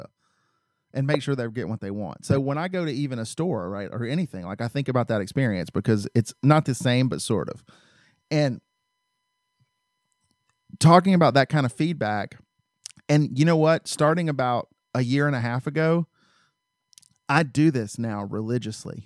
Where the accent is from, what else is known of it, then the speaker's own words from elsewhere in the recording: the South, United States; I grew up in the South